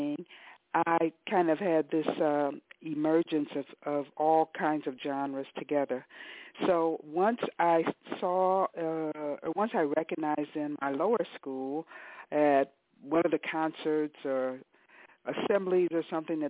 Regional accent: Detroit, Michigan, United States; I came to music as a child growing up in Detroit

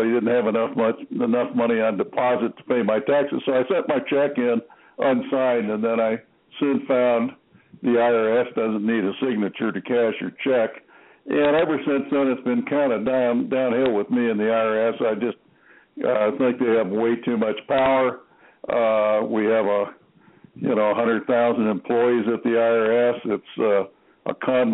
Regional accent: Norwich, Connecticut, United States; I was born in Norwich, Connecticut

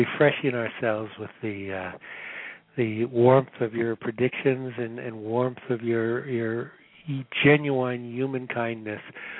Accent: St. Louis, Missouri, United States; we are from St. Louis

